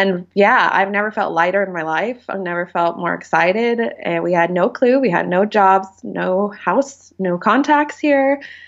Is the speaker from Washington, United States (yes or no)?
yes; Seattle, Washington, United States; moved away as an adult; also born or lived in Portland, Oregon; now in West Cork, Ireland; I'm originally from Seattle, Washington, but living in West Cork, Ireland, which is like the southern coast of Ireland, very close to the most southerly tip, actually, on the coastline, and was living in Portland, Oregon before this